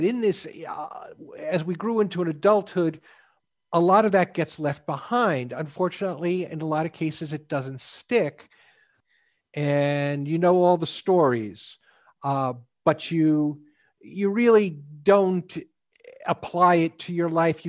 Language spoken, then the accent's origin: English; the Northeast, New York, United States; now in Houston, United States; Now, I grew up in the Northeast, in New York, grew up Catholic, went to Catholic school through high school.